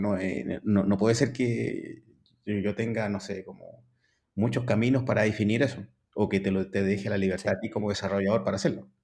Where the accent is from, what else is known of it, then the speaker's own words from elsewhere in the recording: Valparaíso, Chile; soy chileno, ¿ya? tengo 48 años. Soy originario de Valparaíso